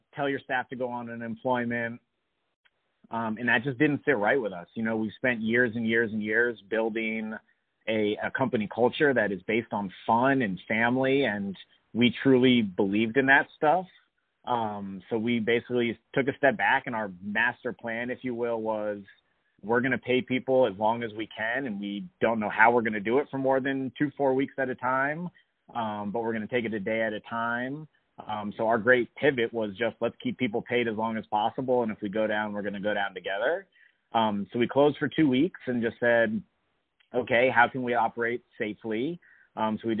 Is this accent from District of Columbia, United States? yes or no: yes; Washington, District of Columbia, United States; I was born and raised in D.C.